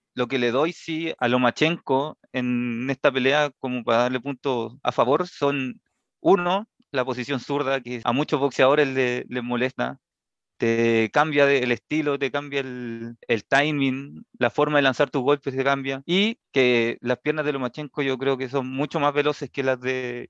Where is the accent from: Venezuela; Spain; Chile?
Chile; para nosotros como chilenos